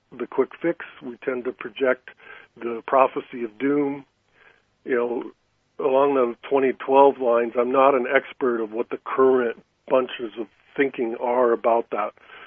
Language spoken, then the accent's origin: English; California, United States; I grew up in California, and then I was in San Francisco when I started my career